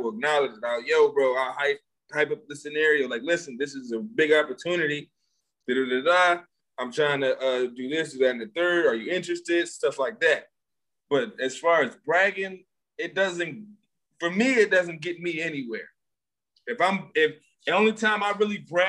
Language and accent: English; Philadelphia, Pennsylvania, United States; I'm from Philly. I do websites